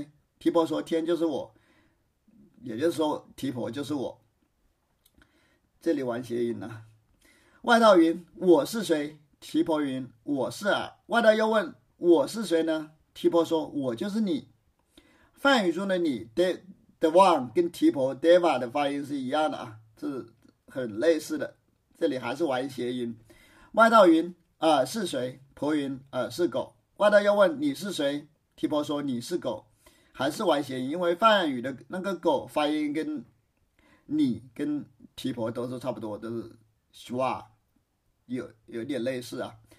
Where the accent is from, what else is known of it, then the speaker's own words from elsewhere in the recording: China; 在我们中国，打辩论赛失败了，只是让他自己去反思，自领出去，就是自己收回自己的话，意思就是还是我们中国人文明呐。